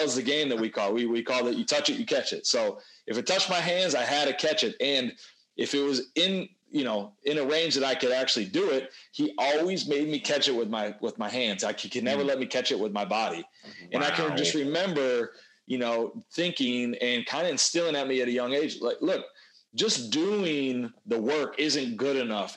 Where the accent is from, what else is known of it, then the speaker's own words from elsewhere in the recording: Wisconsin, United States; play for my hometown team